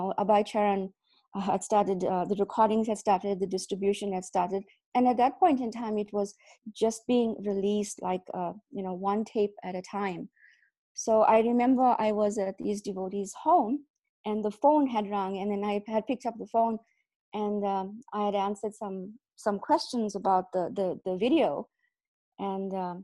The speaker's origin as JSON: {"language": "English", "country": "South Africa", "tie": "born or raised there", "said": "I was born in South Africa"}